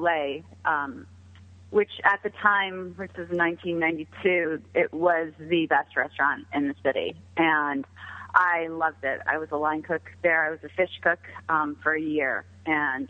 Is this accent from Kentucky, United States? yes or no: no; Ohio, United States; moved away as an adult; also born or lived in New York City; I grew up in Ohio. I moved to New York City because that's where all the good architects were